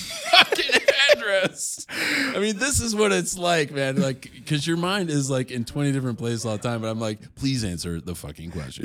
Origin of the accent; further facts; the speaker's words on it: Chicago, Illinois, United States; I'm from Chicago